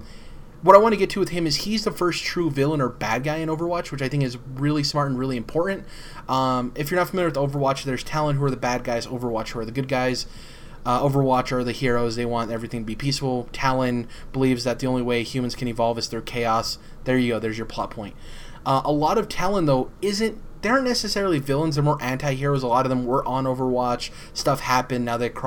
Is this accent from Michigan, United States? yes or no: yes; Michigan, United States; I like stuff that says Michigan on it because I'm from Michigan, and I love to support the state I'm from